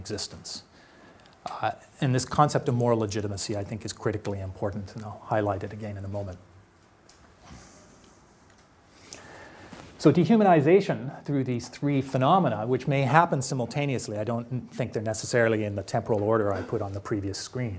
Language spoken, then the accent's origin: English; Canada; being a Canadian